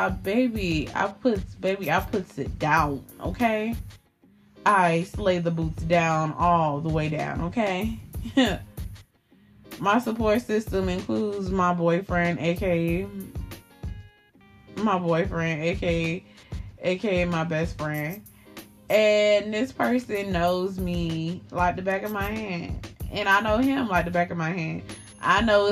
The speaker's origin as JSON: {"language": "English", "town": "Miami", "region": "Florida", "country": "United States", "moved": "yes", "said": "I'm from Miami. When I moved up here to this little Caucasian ass state"}